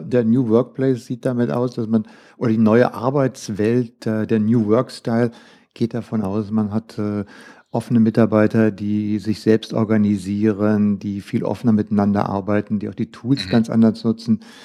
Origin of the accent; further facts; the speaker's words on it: Germany; bei uns in Deutschland